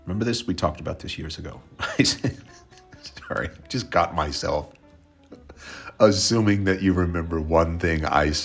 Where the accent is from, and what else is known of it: Oklahoma, United States; born or raised there; now in Nepal